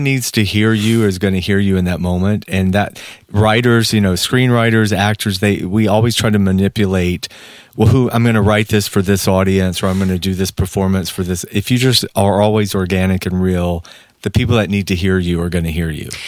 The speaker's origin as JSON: {"language": "English", "region": "Georgia", "country": "United States", "moved": "as an adult", "lives_now": "Los Angeles, United States", "said": "I'm sitting there from Georgia"}